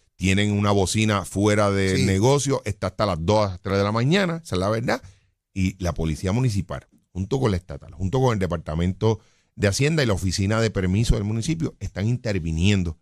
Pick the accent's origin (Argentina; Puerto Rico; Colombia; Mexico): Puerto Rico; Jayuya; yo soy natural de Jayuya